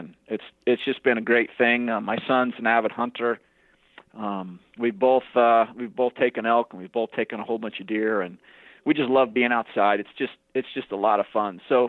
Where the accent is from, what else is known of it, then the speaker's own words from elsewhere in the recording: New Orleans, Louisiana, United States; also born or lived in Wichita; Well, I was born in New Orleans, Louisiana.